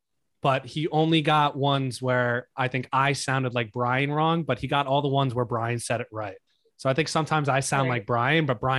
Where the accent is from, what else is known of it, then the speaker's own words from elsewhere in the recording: Manalapan, New Jersey, United States; I'm from Manalapan.